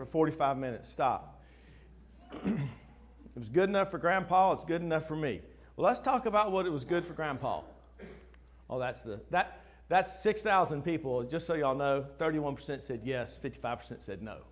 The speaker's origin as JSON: {"language": "English", "town": "Winston-Salem", "region": "North Carolina", "country": "United States", "tie": "born or raised there", "said": "I grew up in Winston-Salem."}